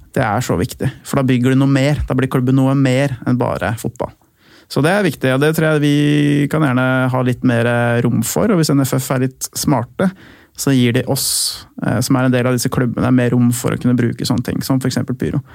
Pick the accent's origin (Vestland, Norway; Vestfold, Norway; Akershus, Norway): Akershus, Norway; Lillestrøm; da jeg vokste opp i Lillestrøm og jeg var liten gutt